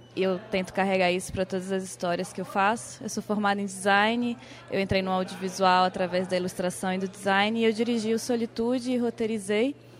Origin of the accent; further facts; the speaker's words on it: Amapá, Brazil; Eu sou amapaense